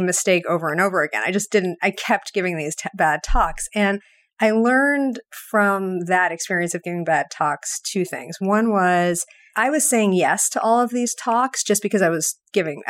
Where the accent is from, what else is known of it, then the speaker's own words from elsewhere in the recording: New York, United States; now in Boston, United States; I grew up in New York.